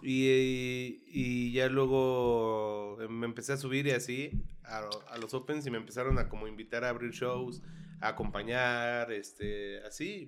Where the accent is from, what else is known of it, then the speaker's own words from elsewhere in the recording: Santa Rosa Jáuregui, Querétaro, Mexico; moved away as an adult; now in Querétaro, Mexico; yo crecí y viví en Santa Rosa hasta hace un año, que fue que me cambié aquí al centro.